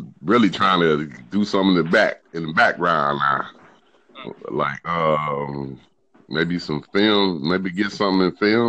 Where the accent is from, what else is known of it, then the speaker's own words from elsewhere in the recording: Pontiac, Michigan, United States; moved away as an adult; now in Georgia, United States; I'm from Pontiac, Michigan.